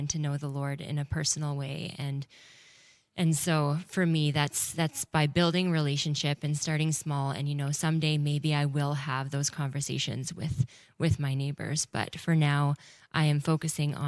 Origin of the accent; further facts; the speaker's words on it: Winnipeg, Manitoba, Canada; I grew up in Winnipeg